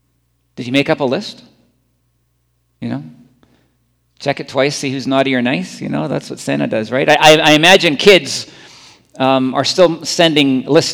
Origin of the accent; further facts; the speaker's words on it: Scotland, United Kingdom; moved away; I'm from Scotland